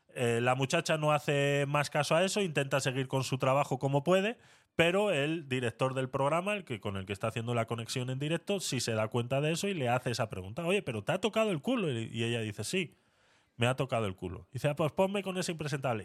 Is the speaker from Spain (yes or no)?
yes; Spain; moved away; also born or lived in Panama; yo siendo español